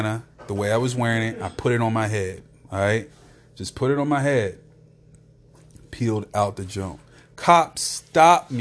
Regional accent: Louisa, United States; now in Wilmington, United States; I'm from here, but I live down there

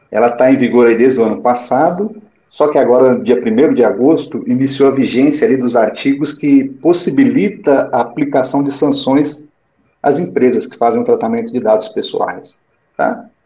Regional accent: Datas, Minas Gerais, Brazil; now in São Paulo, Brazil; Datas, Minas Gerais, que é minha cidade natal.

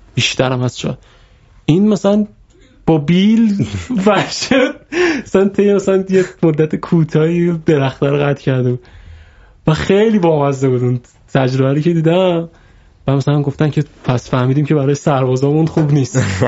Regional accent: Iran

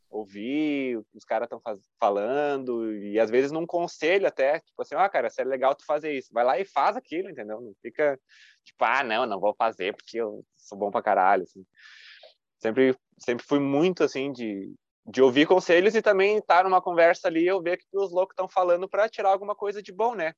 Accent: Caxias do Sul, Rio Grande do Sul, Brazil; sou de Caxias, da Serra Gaúcha

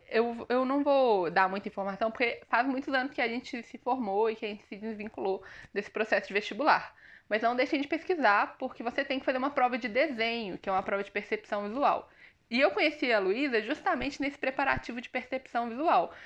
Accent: Brumadinho, Minas Gerais, Brazil; eu sou de uma cidade do interior de Minas Gerais, chamada Brumadinho.

